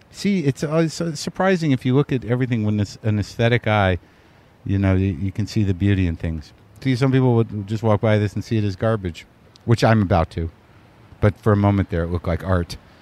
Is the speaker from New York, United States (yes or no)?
no; New Mexico, United States; I grew up in New Mexico